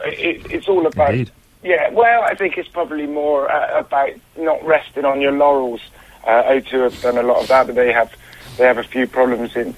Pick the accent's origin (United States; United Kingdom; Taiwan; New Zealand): United Kingdom; Bristol, South West England; I'm from Bristol